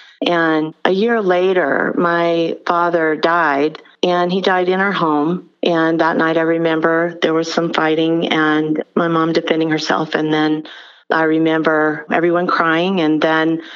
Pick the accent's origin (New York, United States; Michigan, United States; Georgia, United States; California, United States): Georgia, United States; Albany; I'm from Albany, Georgia